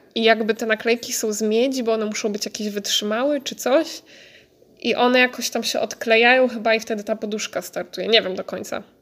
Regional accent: near Warsaw, Masovian Voivodeship, Poland; moved away as an adult; now in Netherlands; ja jestem z okolic Warszawy

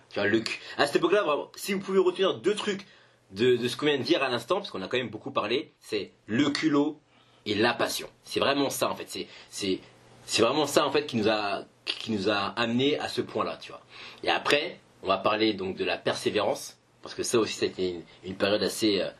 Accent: Paris, Île-de-France, France; je suis français, parisien, etc.

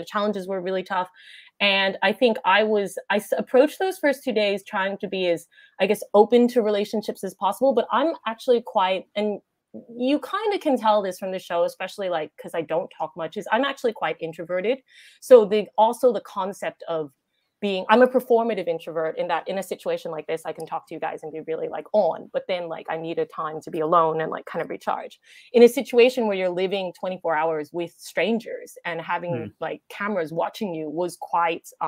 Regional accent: United States; accent: American; now in Australia; I have an American accent

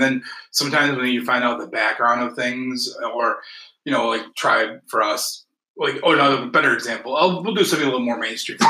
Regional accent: Southfield, Michigan, United States; also born or lived in Bloomfield Hills, Michigan; I grew up in Southfield.

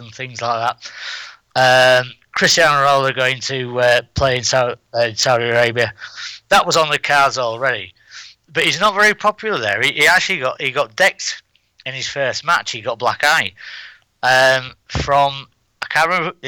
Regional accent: England, United Kingdom; now in Spain; we're both English.

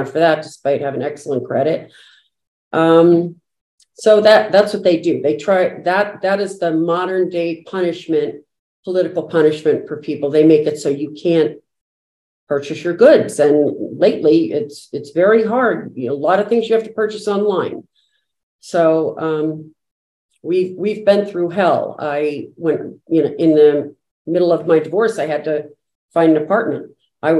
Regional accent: New Jersey, United States; moved away as an adult; now in Natick, United States; originally from New Jersey and moved to Natick, Massachusetts a long time ago after college

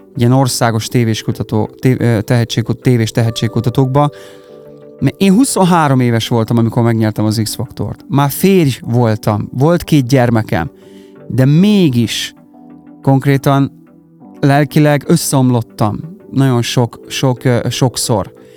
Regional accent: Karancslapujtő, Nógrád, Hungary; moved away as an adult; also born or lived in Budapest; now in Salgótarján, Hungary; Karancslapújtón nőttem fel, tehát mi mm-hmm. ott mhm. laktunk, ott nőttem fel

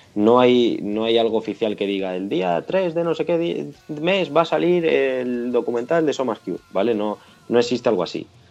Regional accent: Móstoles, Community of Madrid, Spain; somos de Móstoles, ¿vale? La gran mayoría de nosotros

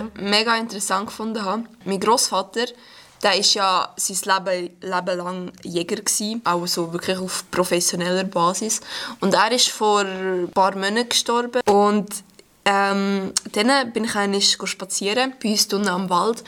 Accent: Stans, Nidwalden, Switzerland; Ich komme aus Stanz

